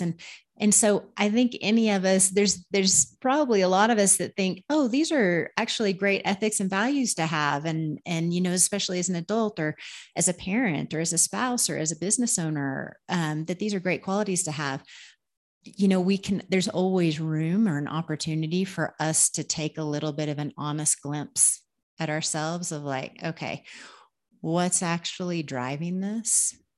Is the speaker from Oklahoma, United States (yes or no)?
yes; Oklahoma, United States; moved away as an adult; also born or lived in Minnesota; now in Peru; I'm from Oklahoma